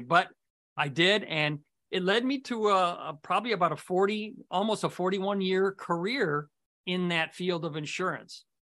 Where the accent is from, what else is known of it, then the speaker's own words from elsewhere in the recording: Morton Grove, Illinois, United States; I grew up in Morton Grove as well.